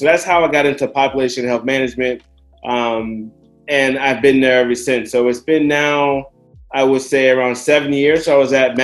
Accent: Chicago, Illinois, United States; moved away as an adult; also born or lived in Orange County, California; now in Los Angeles, United States; I grew up in Chicago, playing a lot of sports, basketball and swimming

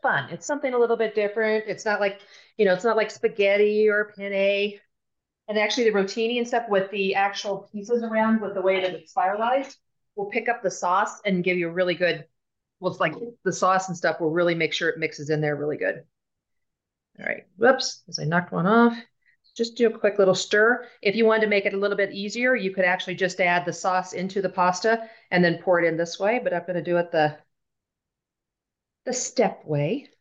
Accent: Kansas City, United States; now in Denver, United States; I'm from Kansas City

